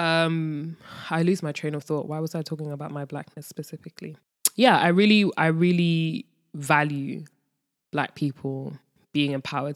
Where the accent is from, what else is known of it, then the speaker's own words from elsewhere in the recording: London, United Kingdom; moved away as an adult; now in Ghana; being born and raised in London, I know what it's like to be in the hood